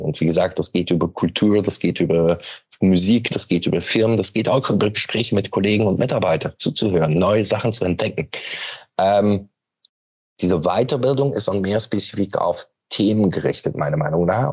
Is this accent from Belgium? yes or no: yes; Belgium; German is a second language; moved away as an adult; now in Hamburg, Germany; bin Belgier von Origine, aber wohne mittlerweile seit 13 Jahren in Hamburg